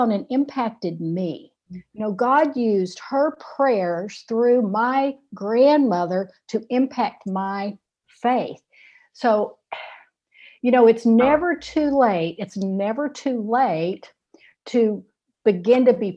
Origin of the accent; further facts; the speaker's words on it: Shreveport, Louisiana, United States; they settled in my hometown of Shreveport, Louisiana